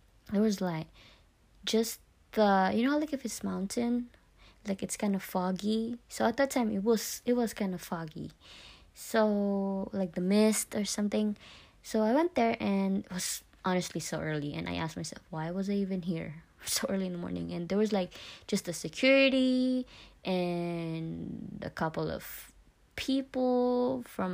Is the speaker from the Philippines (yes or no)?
yes; Philippines; I was a first year in high school in the Philippines. I went to a Catholic school in my hometown